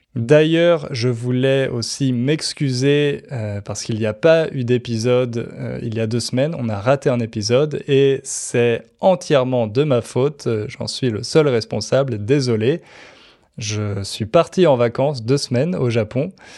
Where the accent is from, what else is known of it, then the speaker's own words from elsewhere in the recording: France; chez nous, en France